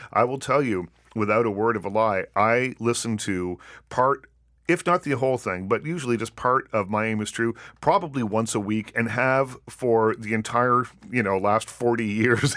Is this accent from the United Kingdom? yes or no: no; Nova Scotia, Canada; I grew up in Nova Scotia